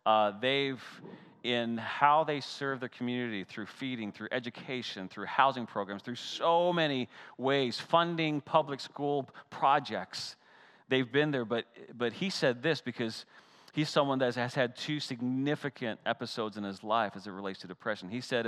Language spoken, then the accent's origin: English; Canada; I grew up in the Great White North, right? And so I remember I couldn't wait for the ponds to freeze over because I love pond hockey.